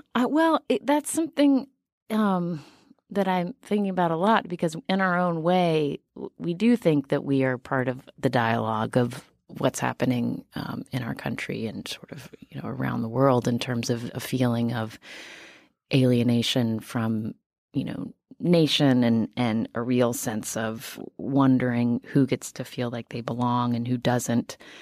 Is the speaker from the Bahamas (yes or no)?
no; West Virginia, United States; moved away; I am from West Virginia